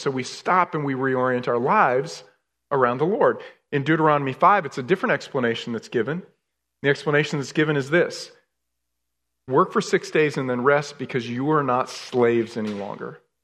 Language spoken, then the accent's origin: English; New York, United States; moved away; I was raised in New York, right? So I love the cold weather